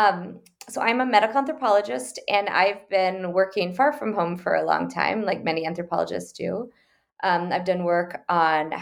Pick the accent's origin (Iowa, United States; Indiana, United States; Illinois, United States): Iowa, United States; Okoboji; now in Washington, D.C., United States; my hometown